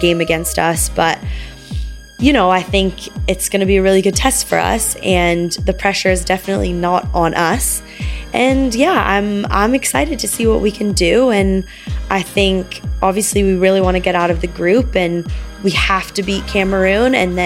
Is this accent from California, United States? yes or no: yes; Los Angeles, California, United States; I'm from Los Angeles, California